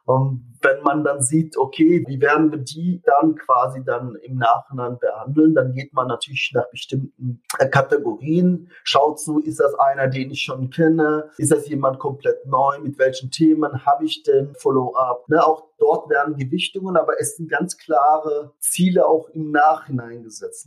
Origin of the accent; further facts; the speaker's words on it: Germany; bei uns in Deutschland